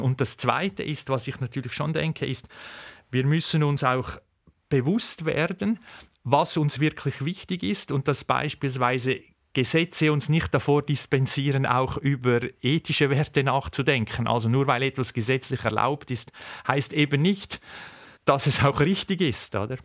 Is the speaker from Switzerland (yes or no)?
yes; Switzerland; bei uns in der Schweiz